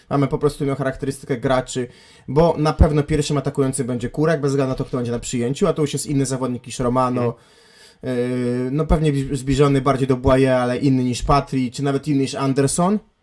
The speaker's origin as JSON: {"language": "Polish", "town": "Gdańsk", "region": "Pomeranian Voivodeship", "country": "Poland", "tie": "born or raised there", "said": "w moich rodzinnych stronach"}